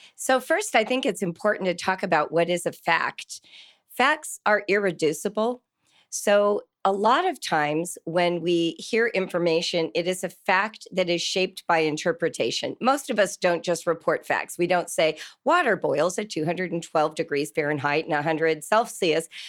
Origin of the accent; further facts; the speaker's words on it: California, United States; moved away as an adult; now in Ohio, United States; I grew up in California and moved to Ohio twenty-two years ago